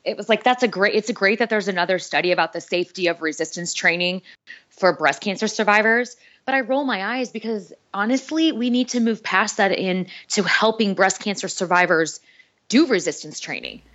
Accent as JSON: {"language": "English", "region": "North Dakota", "country": "United States", "tie": "born or raised there", "also_born_or_lived": "Minneapolis / Kansas City", "moved": "as an adult", "said": "I grew up in North Dakota"}